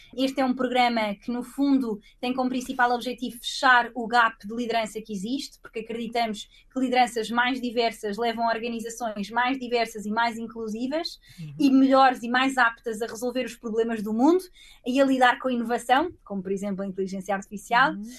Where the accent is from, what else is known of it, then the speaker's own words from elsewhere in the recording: Portugal; moved away as an adult; also born or lived in Canada / Copenhagen, Denmark / Dublin, Ireland; now in London, United Kingdom; saí de Portugal uh, aos 19 anos, primeiro para estudar